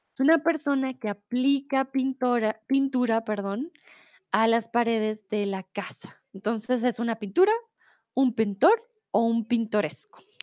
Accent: Bogotá, Colombia; moved away as an adult; now in Germany; soy de Colombia, de Bogotá, comúnmente vivo en Alemania

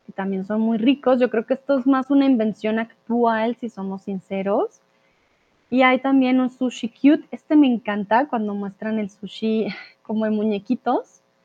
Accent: Colombia; also born or lived in Mexico; now in Germany; yo soy de Colombia, soy de Latinoamérica, por lo tanto pronuncio terraza con es normal.

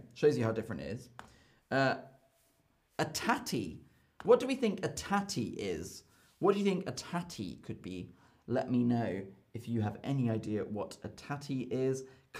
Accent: Southern England, United Kingdom; accent: Southern English; I speak Southern English, a Southern English accent.

